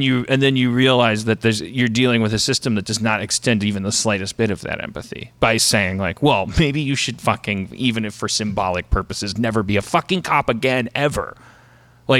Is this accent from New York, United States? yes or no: no; Milwaukee, Wisconsin, United States; we're from Milwaukee